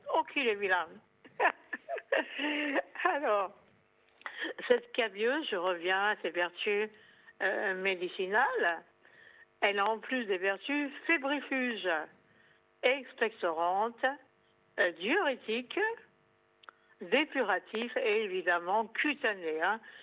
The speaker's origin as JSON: {"language": "French", "region": "Corsica", "country": "France", "said": "chez nous en Corse"}